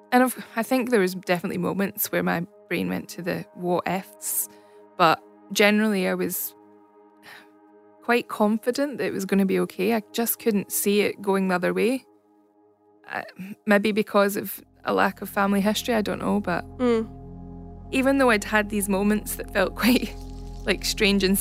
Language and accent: English; Scotland, United Kingdom; accent: Scottish; moved away as an adult; now in Australia; I'm obviously from Scotland, you'll tell by the accent. I moved to Australia in 2008